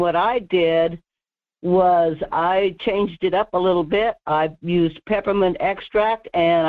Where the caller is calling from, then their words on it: Alaska, United States; It's Murph calling from the Denali area.